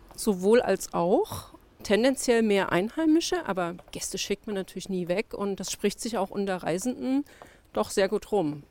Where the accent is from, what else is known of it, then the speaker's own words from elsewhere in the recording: Leipzig, Saxony, Germany; gebürtige Leipzigerin, habe hier meinen Lebenslauf bisher lückenlos gestalten dürfen